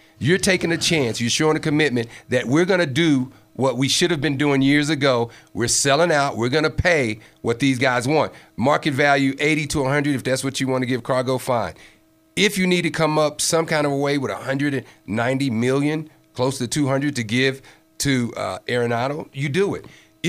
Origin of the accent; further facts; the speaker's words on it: Chicago, Illinois, United States; now in Colorado, United States; I'm from Chicago